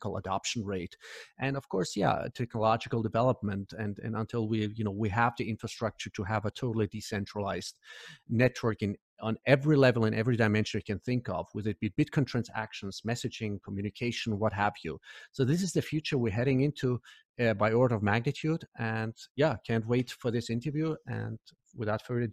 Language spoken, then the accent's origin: English; Iran; moved away; I'm originally from Iran